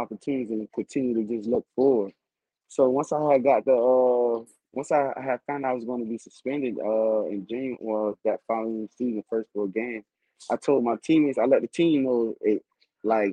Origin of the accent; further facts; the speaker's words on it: Miami, Florida, United States; moved away; coming home and playing in my hometown.